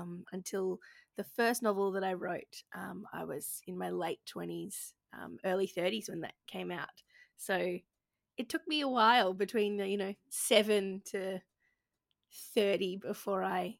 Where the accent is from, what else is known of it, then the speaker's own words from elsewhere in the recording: Gold Coast, Queensland, Australia; I grew up on the Gold Coast in Queensland, Australia, and was a chubby kid, asthmatic kid who hated the beach.